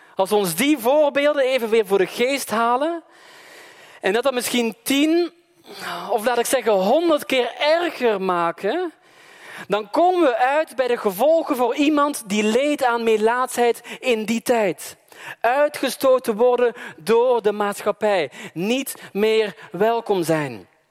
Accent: Belgium; moved away; Maar ik kom uit België

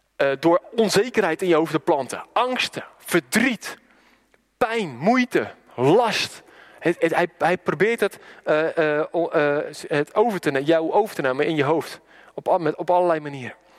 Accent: Randstad, Netherlands; moved away; waar ik vandaan kom, een beetje de Randstad

